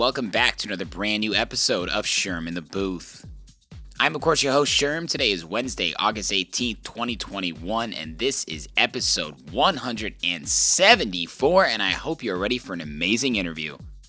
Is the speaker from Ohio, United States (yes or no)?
no; Indiana, United States; I'm from Indiana